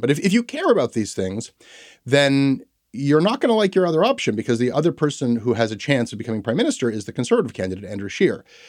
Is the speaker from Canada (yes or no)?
yes; Toronto, Ontario, Canada; growing up in Toronto